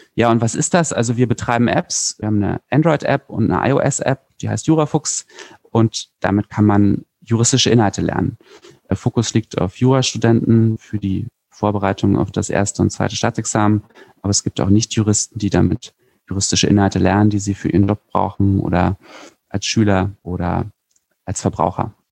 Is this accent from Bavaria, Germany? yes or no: no; Berlin, Germany; Ich komme aus Berlin